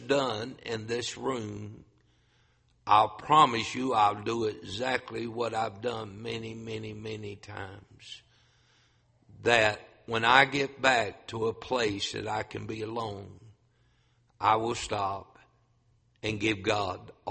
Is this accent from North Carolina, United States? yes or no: yes; North Carolina, United States; moved away as an adult; also born or lived in Grand Rapids, Michigan; a North Carolina boy pastored up north